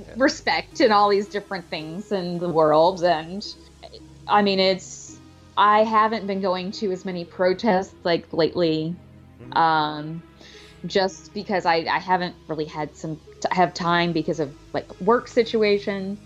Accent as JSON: {"language": "English", "region": "Alabama", "country": "United States", "tie": "born or raised there", "also_born_or_lived": "California / New York", "moved": "as an adult", "lives_now": "New York City, United States", "said": "I'm originally from California, but I moved to Alabama when I was four"}